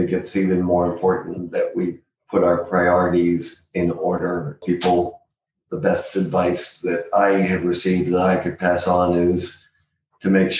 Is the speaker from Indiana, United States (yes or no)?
no; San Diego, California, United States; also born or lived in Boston, Massachusetts / Los Angeles / Washington, District of Columbia, United States; I'm a native San Diegan